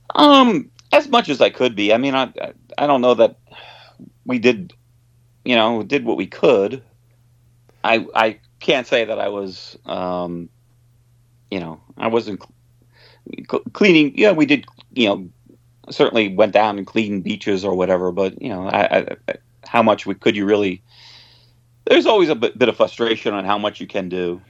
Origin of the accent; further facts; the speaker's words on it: Long Island, New York, United States; now in New York City, United States; I was born on Long Island